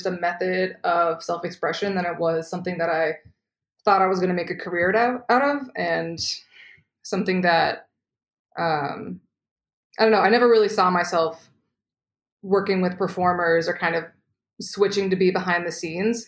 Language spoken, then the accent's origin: English; outside of Boston, Massachusetts, United States; moved away as an adult; also born or lived in Savannah, Georgia / Los Angeles; now in New York City, United States; I grew up outside of Boston